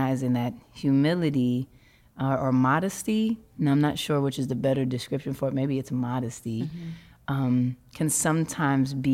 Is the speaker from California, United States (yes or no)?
no; New York City, New York, United States; I grew up in Harlem in Hell's Kitchen